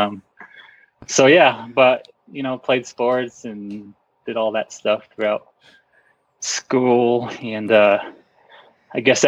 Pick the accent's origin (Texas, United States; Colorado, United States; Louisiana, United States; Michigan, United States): Colorado, United States; Pueblo; now in Leadville, United States; I grew up pretty much in Colorado my whole life. I wasn't born here, but grew up here my whole life on the Front Range of Colorado, just maybe a couple hours south of Denver